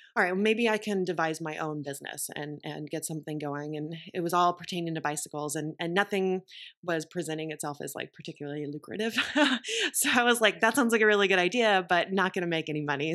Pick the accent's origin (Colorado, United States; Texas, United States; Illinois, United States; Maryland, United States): Texas, United States; moved away as an adult; also born or lived in Austin, Texas / Boston; I grew up in Texas